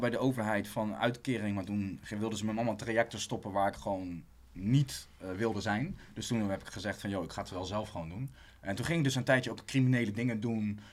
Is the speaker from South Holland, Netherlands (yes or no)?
yes; Rotterdam, South Holland, Netherlands; also born or lived in Amersfoort; Ik ben geboren en getogen in Rotterdam